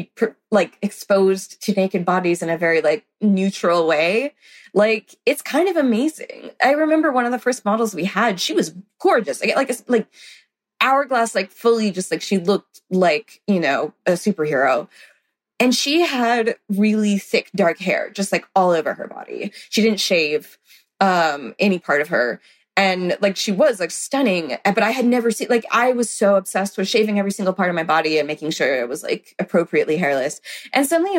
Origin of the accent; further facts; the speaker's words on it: the South, United States; I grew up in the South.